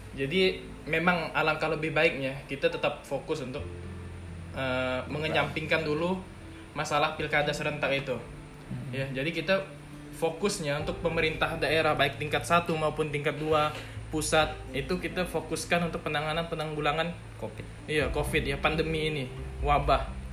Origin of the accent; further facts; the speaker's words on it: Sungai Jaga village, Sungai Raya district, Bengkayang Regency, West Kalimantan, Indonesia; asalnya dari desa Sungai Jaga